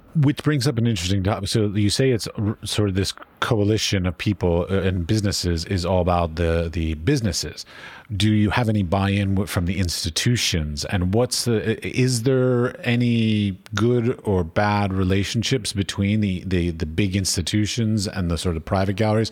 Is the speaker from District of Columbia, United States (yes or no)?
yes; Washington, District of Columbia, United States; I grew up in Washington, D C